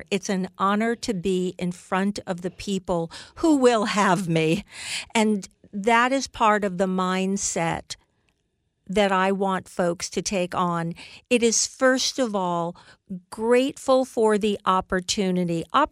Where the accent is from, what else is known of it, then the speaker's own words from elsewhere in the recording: United States; I am an American marketer.